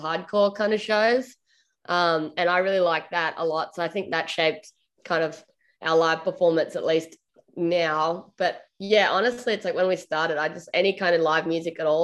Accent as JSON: {"language": "English", "country": "Australia", "said": "I'm an Australian, like, I guess, singer-songwriter"}